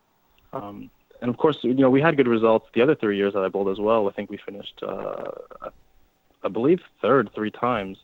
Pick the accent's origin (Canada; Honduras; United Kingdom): Canada